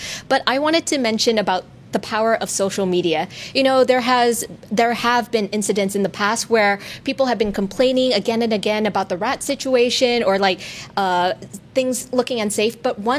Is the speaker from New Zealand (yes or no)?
no; Bangkok, Thailand; I grew up in Bangkok